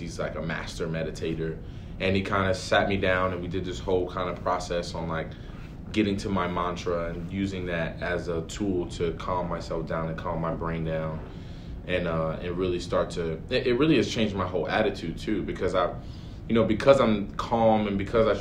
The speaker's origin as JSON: {"language": "English", "town": "Paterson", "region": "New Jersey", "country": "United States", "tie": "born or raised there", "said": "I grew up in Paterson, New Jersey, which is roughly 20 minutes or so from MetLife"}